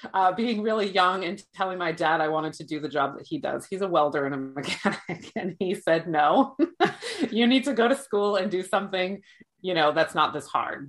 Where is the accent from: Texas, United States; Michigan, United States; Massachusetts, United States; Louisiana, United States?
Massachusetts, United States; born there; also born or lived in New Hampshire / New Jersey / Florida; I was born in Massachusetts, and that's what I consider my home state. And I lived in New Hampshire for a while, and then I kind of bounced in between New Hampshire and Massachusetts. And then I lived in New Jersey for 10 years.